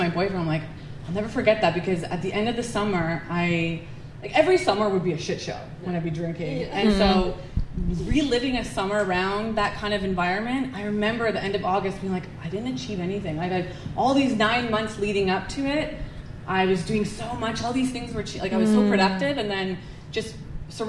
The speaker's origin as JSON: {"language": "English", "town": "Edmonton", "region": "Alberta", "country": "Canada", "tie": "born or raised there", "said": "I grew up in Edmonton"}